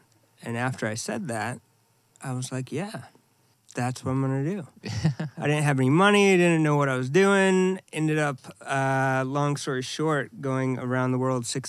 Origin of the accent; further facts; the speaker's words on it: San Diego, California, United States; also born or lived in Orange County, California; I am an artist. I'm born and raised in Southern California, San Diego, which is America's finest city.